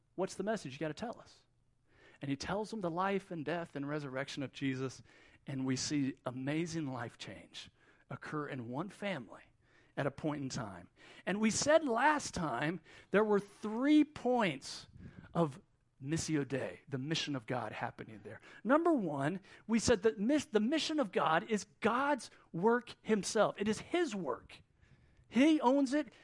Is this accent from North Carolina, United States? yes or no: yes; Wilmington, North Carolina, United States; now in Middle East; Even though I'm from Wilmington, this is kind of where we come back to.